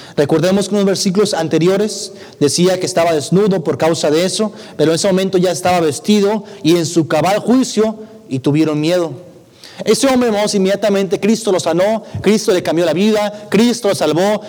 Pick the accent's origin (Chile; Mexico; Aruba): Mexico; Ciudad Acuña, Coahuila; now in Monterrey, Mexico; yo radico en Monterrey, pero nací en Coahuila